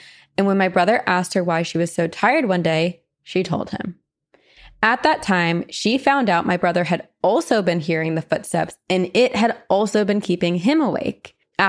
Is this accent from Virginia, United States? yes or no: no; Iowa, United States; I currently reside in Southeast Iowa, but I was born and raised in Northeast Iowa. I grew up on a century farm that was handed down through generations on my dad's side.